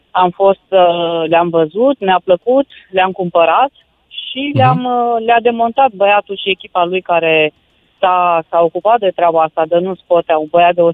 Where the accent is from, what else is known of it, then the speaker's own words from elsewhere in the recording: Alba Iulia, Alba County, Romania; also born or lived in Milan, Italy; sunt din Alba Iulia